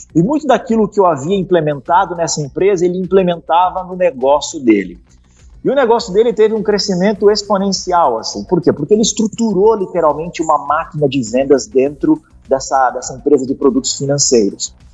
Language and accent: Portuguese; Curitiba, Paraná, Brazil; Eu sou de Curitiba, né? Eu moro aqui em Curitiba